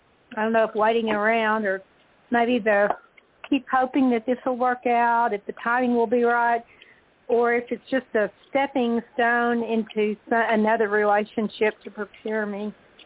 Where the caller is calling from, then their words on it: Texas, United States; I'm calling from Texas.